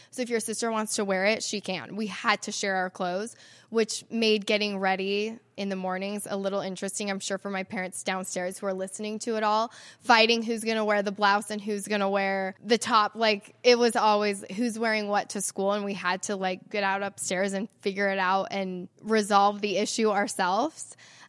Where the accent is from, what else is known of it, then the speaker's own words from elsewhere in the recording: Salt Lake City, Utah, United States; I love that I get to call Salt Lake City my home. It's so beautiful here.